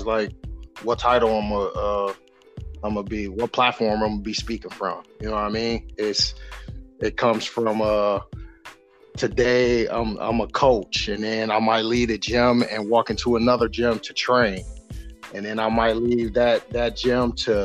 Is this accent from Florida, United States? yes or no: no; Grand Rapids, Michigan, United States; left me to fend for myself in the middle of Southeast Grand Rapids